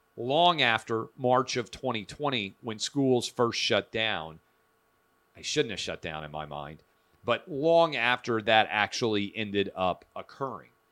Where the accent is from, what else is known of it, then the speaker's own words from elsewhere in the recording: Nashville, Tennessee, United States; born and raised in Nashville, public school, K through twelve